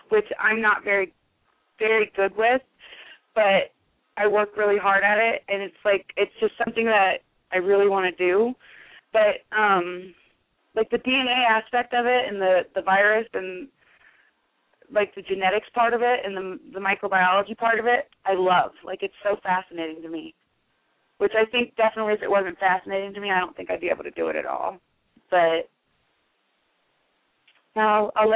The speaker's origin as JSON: {"language": "English", "town": "Omaha", "region": "Nebraska", "country": "United States", "said": "being from Omaha"}